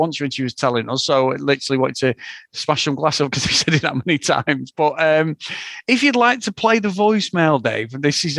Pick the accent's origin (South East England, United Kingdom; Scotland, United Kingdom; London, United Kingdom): Scotland, United Kingdom; Aberdeen; I'm from Aberdeen, but my dad is a Manx